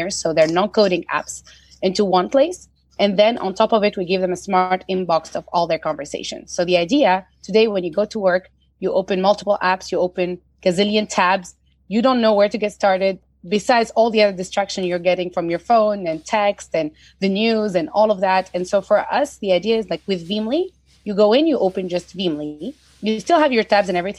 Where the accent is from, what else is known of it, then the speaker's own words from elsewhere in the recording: Tunisia; moved away; I'm originally from Tunisia